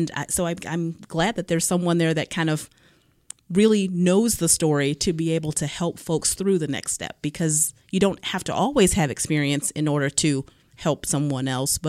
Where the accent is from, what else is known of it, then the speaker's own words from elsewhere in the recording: Cleveland, Ohio, United States; So growing up, I'm from Cleveland, inner city Cleveland.